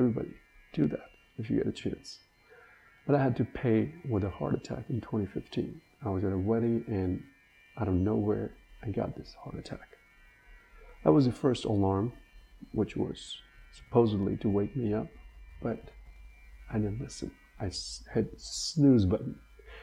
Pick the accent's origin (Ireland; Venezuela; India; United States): India; born and raised in India